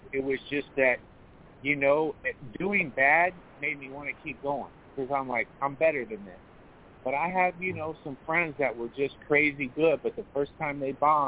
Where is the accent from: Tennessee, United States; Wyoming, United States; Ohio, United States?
Ohio, United States; moved away as an adult; also born or lived in Los Angeles, California; I'm from Ohio